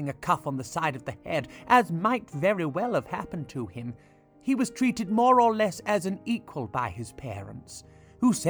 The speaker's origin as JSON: {"language": "English", "country": "United Kingdom", "said": "I am authentically British"}